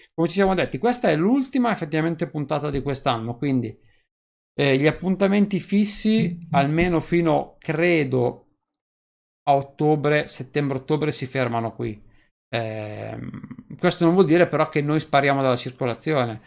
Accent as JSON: {"language": "Italian", "town": "Novara", "region": "Piedmont", "country": "Italy", "said": "io sono di Novara"}